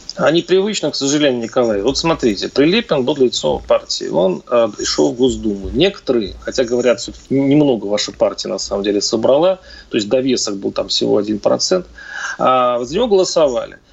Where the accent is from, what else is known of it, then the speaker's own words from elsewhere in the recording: Mordovia, Russia; Я сам из Мордовии